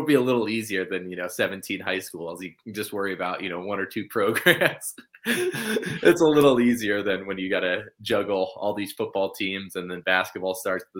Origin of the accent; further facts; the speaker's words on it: Arizona, United States; moved away as an adult; now in Pocatello, United States; I was born in Arizona